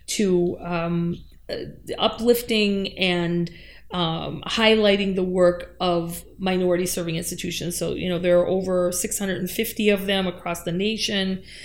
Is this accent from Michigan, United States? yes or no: yes; Upper Peninsula of Michigan, United States; I grew up in the Upper Peninsula of Michigan